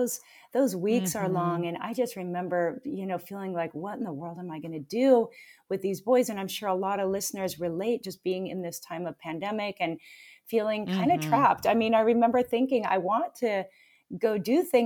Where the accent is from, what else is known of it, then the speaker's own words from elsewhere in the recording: Pacific Northwest, United States; moved away as an adult; also born or lived in Oregon; now in Hawaii, United States; I'm from the Pacific Northwest, to be fair. I haven't always been in Hawaii